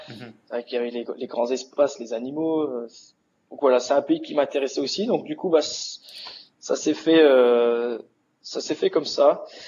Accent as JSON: {"language": "French", "town": "Dunkirk", "region": "Hauts-de-France", "country": "France", "said": "Je suis originaire de Dunkerque"}